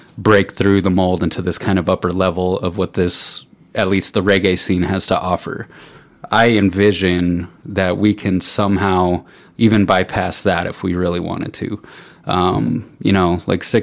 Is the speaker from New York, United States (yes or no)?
no; Pueblo, Colorado, United States; this is my hometown